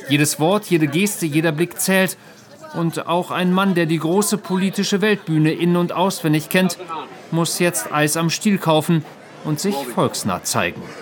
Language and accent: German; United States; German is a second language; Und dadurch werden, äh, werden wir die Wahl als Amerikaner verlieren.